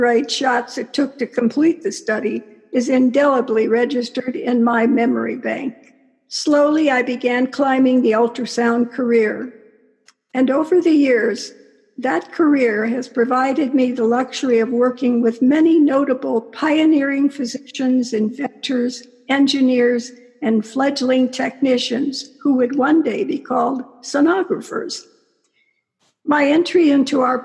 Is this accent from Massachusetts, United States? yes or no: no; Cleveland, Ohio, United States; I was born and raised in Cleveland, Ohio